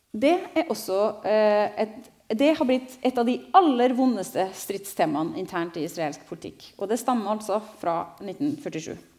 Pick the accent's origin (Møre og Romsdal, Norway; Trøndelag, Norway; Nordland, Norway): Trøndelag, Norway; Trondheim; also born or lived in Jerusalem; Jeg er fra Trondheim, dessverre. Ikke fra Stavanger